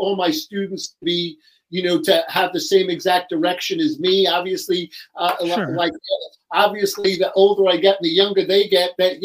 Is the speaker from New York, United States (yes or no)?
yes; New York, United States; accent: New York; I'm from New York, as you can hear by my accent